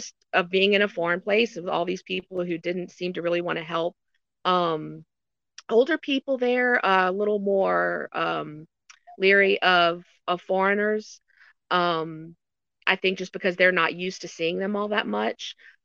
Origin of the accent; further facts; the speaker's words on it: United States; moved away as an adult; now in China; as an American